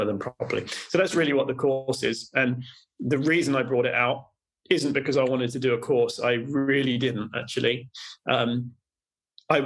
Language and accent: English; United Kingdom; I'm British